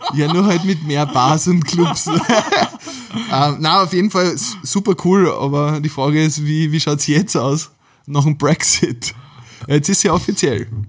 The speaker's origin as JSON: {"language": "German", "region": "Carinthia", "country": "Austria", "moved": "yes", "lives_now": "Vienna, Austria", "said": "ich komme ja eigentlich ursprünglich aus Kärnten"}